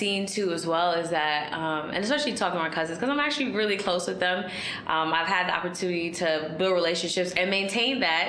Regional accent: United States; I've spent a very, I think, a significant amount of time in Guyana, but I'm American. I live here. I'm mm-hmm. a first generation.

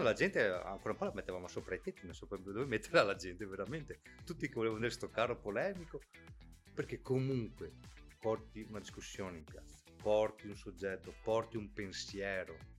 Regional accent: Ceggia, Veneto, Italy; siamo di Ceggia

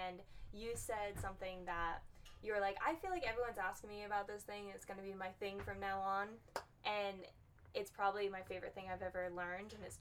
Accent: Massachusetts, United States; moved away as an adult; now in Florida, United States; I'm from Massachusetts, and I moved to Florida

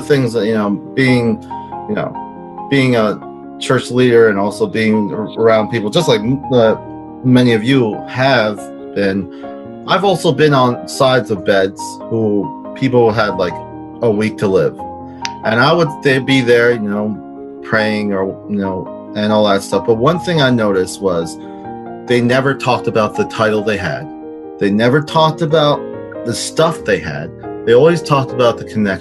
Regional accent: New Jersey, United States; I'm from Jersey.

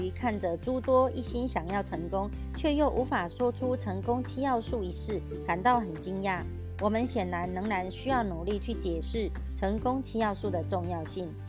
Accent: Miaoli, Miaoli County, Taiwan; 今天要为大家导读的主题是成功的秘诀。

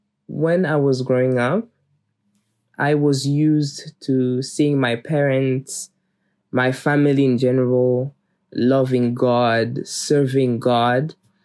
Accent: Kigali, Rwanda; born there; I was born in Rwanda, Kigali, in 2000. So I am 21 years old.

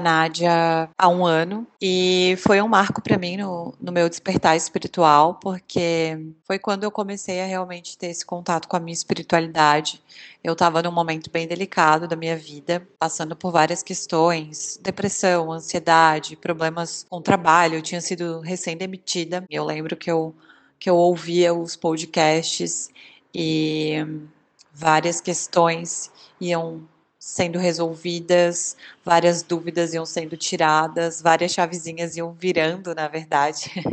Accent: Santa Catarina, Brazil; eu sou de Santa Catarina

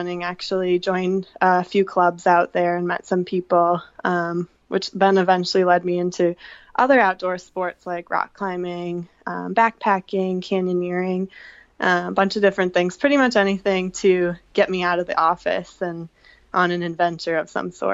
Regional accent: Detroit, Michigan, United States; moved away as an adult; I am originally from Michigan. I grew up in the suburbs of Detroit

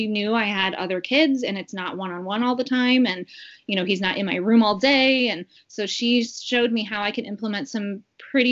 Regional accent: St. Louis, Missouri, United States; now in Ohio, United States; I am originally from St. Louis

